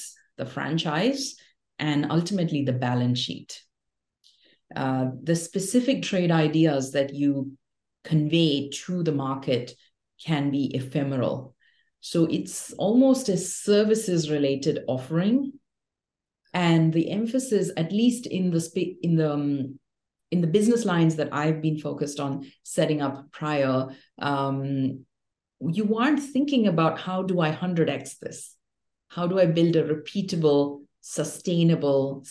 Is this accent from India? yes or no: yes; India; also born or lived in Mumbai, India / Delhi, India; born and raised in India, in Bombay and Delhi.